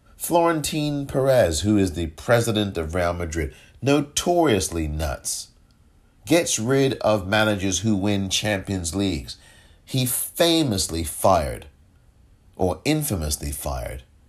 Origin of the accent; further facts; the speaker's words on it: England, United Kingdom; moved away; I'm from England. I grew up watching football from the terraces.